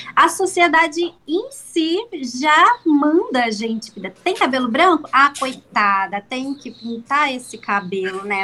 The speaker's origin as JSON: {"language": "Portuguese", "town": "São Gonçalo", "region": "Rio de Janeiro", "country": "Brazil", "moved": "as an adult", "lives_now": "Ubatuba, Brazil", "said": "eu sou carioca, lá de São Gonçalo, do Rio de Janeiro, mas tem sete anos que eu vim morar aqui nesse paraíso, Ubatuba."}